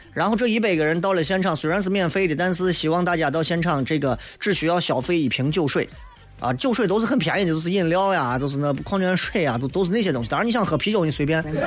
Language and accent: Chinese; China; 作为一个成熟的中国人